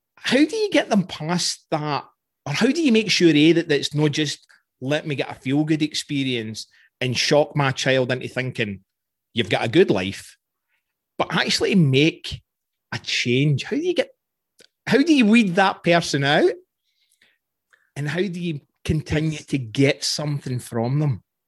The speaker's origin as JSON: {"language": "English", "region": "Scotland", "country": "United Kingdom", "said": "I'm Scottish"}